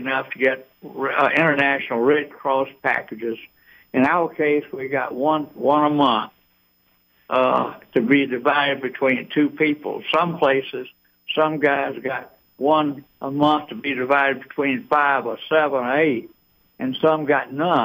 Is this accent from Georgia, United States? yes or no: yes; Eatonton, Georgia, United States; now in Atlanta, United States; I grew up in Eatonton, but I'm and been in Atlanta since 1953, so I'm an Atlantan